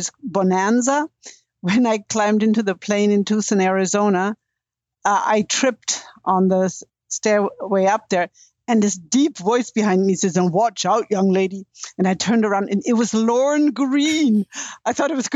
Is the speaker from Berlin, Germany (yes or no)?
no; Bavaria, Germany; moved away as an adult; also born or lived in Texas / Boulder, Colorado / Victoria, Canada; now in Vancouver Island, Canada; I was born and educated in Bavaria, which is, in my opinion, my humble opinion, the most beautiful state of Germany.